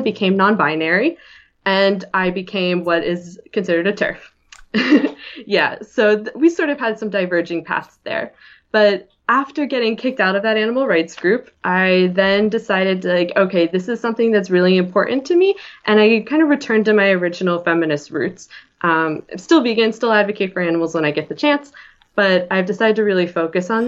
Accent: Philadelphia, Pennsylvania, United States; also born or lived in Ithaca, New York; I'm from Philly, and I went to school up at Ithaca, New York

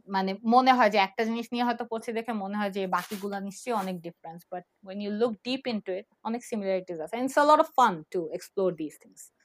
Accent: Dhaka, Dhaka Division, Bangladesh; moved away as an adult; আমার জন্ম আর আমার বেড়ে ওঠা হচ্ছে ঢাকা ইউনিভার্সিটি ক্যাম্পাসে

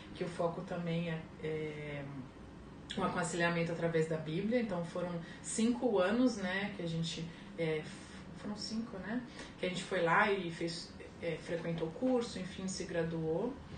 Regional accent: São Vicente, São Paulo, Brazil; also born or lived in Santos; Eu nasci em Santos, né, mas a minha família toda na época morava em São Vicente

